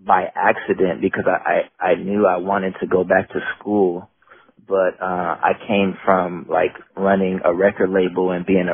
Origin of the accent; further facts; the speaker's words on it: Bay Area, California, United States; also born or lived in South San Francisco, United States / Oakland, United States; I'm from Oakland. I grew up in a lot of different cities in the Bay Area, but primarily between like Oakland and San Francisco. I grew up in South San Francisco up until I was about 12, and then my mom moved to Oakland